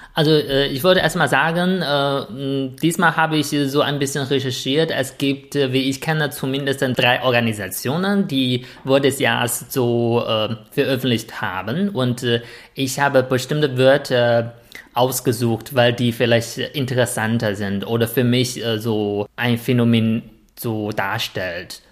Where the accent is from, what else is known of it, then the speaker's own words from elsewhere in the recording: China; als Chinese